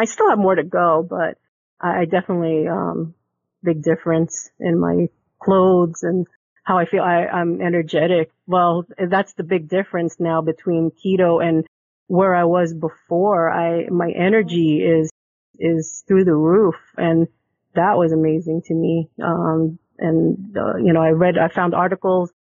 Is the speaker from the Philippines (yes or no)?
yes; Philippines; being Filipino